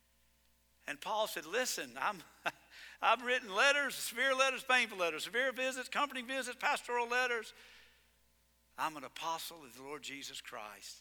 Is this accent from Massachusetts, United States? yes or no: no; Georgia, United States; I am from Georgia.